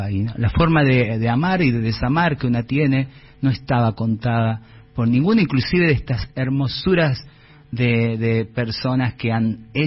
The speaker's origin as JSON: {"language": "Spanish", "town": "Tilcara", "region": "Jujuy", "country": "Argentina", "said": "Yo vengo de Tilcara, y no lo voy a hacer largo, donde el, las estadísticas de suicidio de juventudes sigue siendo muy alta por el bullying"}